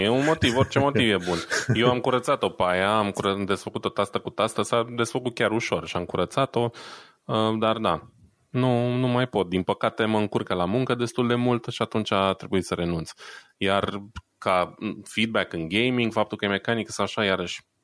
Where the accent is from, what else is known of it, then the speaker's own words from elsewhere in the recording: Romania; now in Germany; sunt român stabilit în Germania